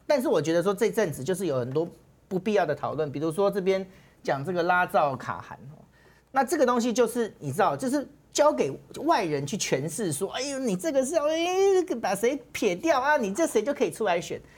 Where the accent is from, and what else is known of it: Taiwan